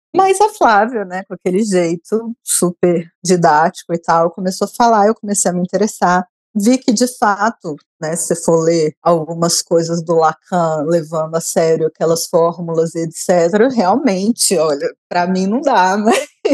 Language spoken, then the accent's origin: Portuguese; Brasília, Federal District, Brazil; como eu sou brasiliense